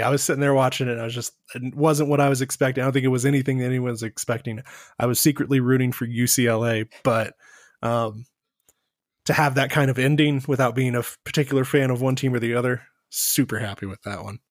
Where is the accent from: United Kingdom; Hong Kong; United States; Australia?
United States; Texas; We're both from Texas